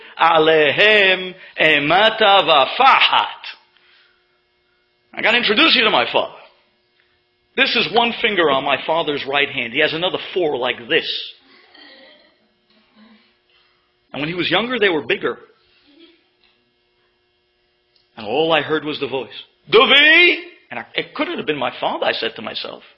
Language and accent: English; New York City, New York, United States; When I was growing up in Avenue L, where my parents lived and continue to live